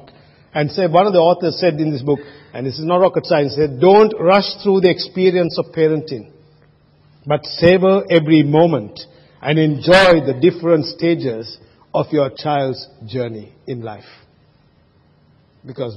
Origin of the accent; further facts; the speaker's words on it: Sri Lanka; moved away; when I was growing up in Sri Lanka, I never had a car